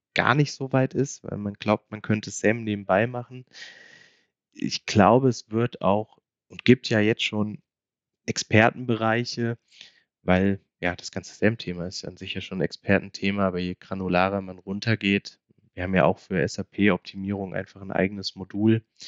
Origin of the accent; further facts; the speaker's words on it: Hesse, Germany; now in Munich, Germany; bin ich ja dann doch äh, noch gebürtiger Hesse